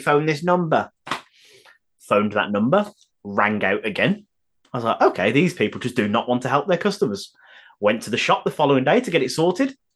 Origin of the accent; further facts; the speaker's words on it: United Kingdom; I am British